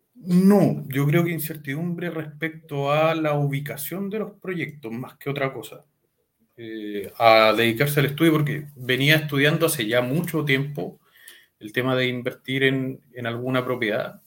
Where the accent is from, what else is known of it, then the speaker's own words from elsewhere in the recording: Talca, Maule, Chile; soy de la comuna de Talca, hermosa ciudad. nacido, criado, jamás me he ido